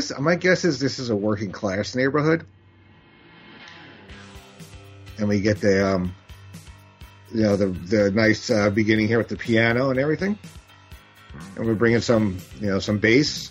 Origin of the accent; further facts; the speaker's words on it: New York, United States; growing up in America and New York.